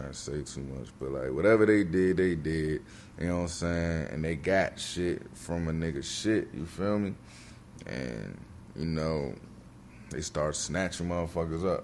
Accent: Bowie, Maryland, United States; I came from Bowie, Maryland

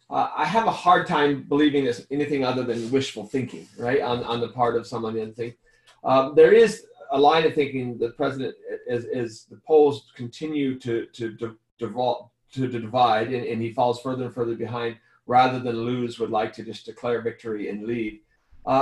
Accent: northeast Arizona, United States; also born or lived in Utah; in my hometown, I was born and raised as a 1% white minority in the Navajo Nation, the Navajo Indian Reservation in the northeast corner of the state.

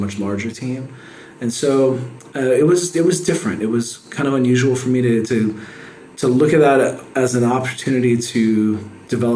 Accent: San Antonio, Texas, United States; also born or lived in California / Oregon / Salem, Oregon / Medford, Oregon; now in Waco, United States; I grew up in San Antonio

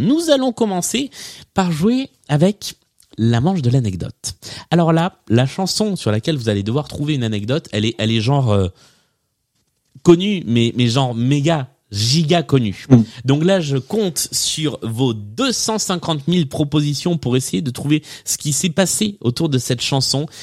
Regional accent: the South, southern France, France; je suis moi-même du Sud

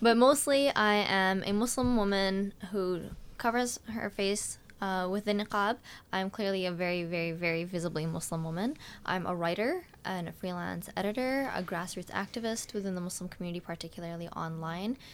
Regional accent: Vancouver, British Columbia, Canada; now in Victoria, Canada; my life in Vancouver, where we lived for nine years

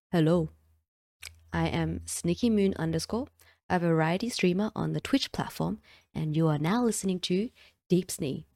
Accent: Australia; accent: Australian; I'm also from Australia, if you couldn't recognize the accent.

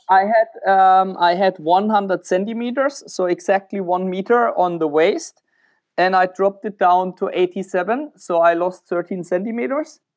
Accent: Germany; moved away as an adult; also born or lived in Czech Republic / Switzerland; now in Romania; I'm more an Eastern European dude, even when I'm from Germany, so I moved to Czech Republic instead.

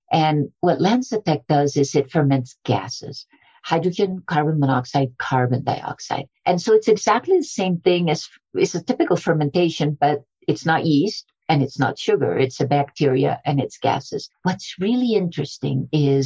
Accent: Colombia; I was born in Colombia

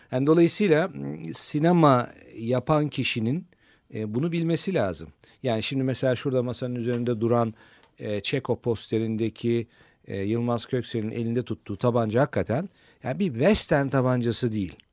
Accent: Turkey; bir Türk olarak

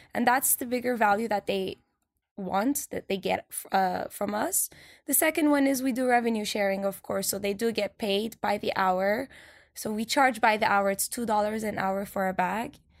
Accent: Turkey; now in New York, United States; I'm from Turkey

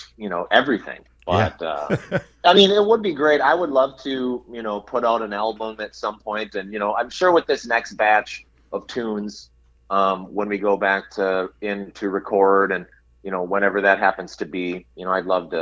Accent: Hutchinson, Minnesota, United States; I grew up in Hutchinson, okay, Minnesota, which is about an hour and a half west of the metro here

